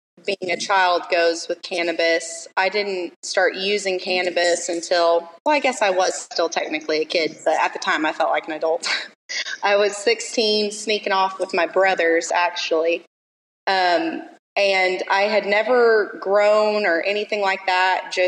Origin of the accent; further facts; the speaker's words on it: Oklahoma, United States; I'm from Oklahoma through and through